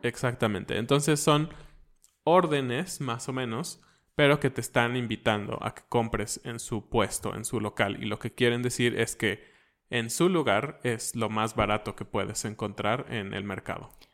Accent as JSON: {"language": "Spanish", "country": "Mexico"}